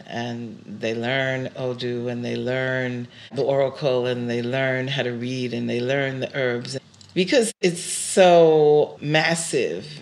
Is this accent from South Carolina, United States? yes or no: no; New York City, New York, United States; first language English; also born or lived in Brooklyn; I was born in Brooklyn. Yeah. And then moved to Queens. Uh, My native tongue is English